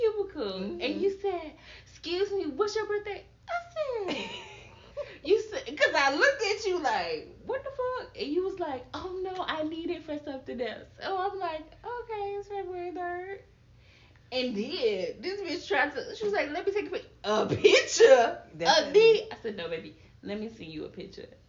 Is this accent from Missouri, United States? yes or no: yes; St. Louis, Missouri, United States; moved away as an adult; now in Dallas, United States; I'm from the St. Louis, Missouri area.